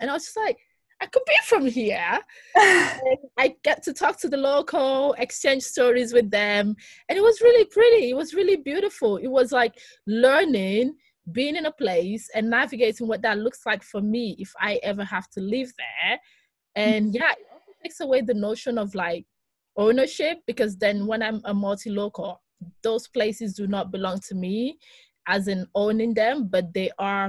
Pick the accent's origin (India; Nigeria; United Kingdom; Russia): Nigeria; I am a Nigerian, but I'm also Greek, but I'm also someone who's lived in different metropolitan, so it makes sense, Afropolitan.